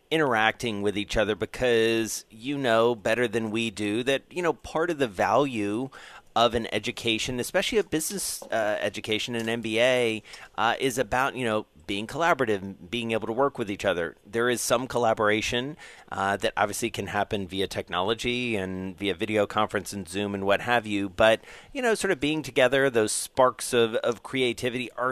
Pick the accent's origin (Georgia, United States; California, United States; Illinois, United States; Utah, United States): Georgia, United States; Atlanta; moved away; We're headed down to my hometown, Atlanta